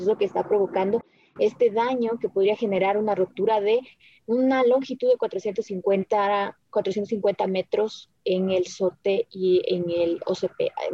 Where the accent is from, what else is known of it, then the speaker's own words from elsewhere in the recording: Ecuador; somos los ecuatorianos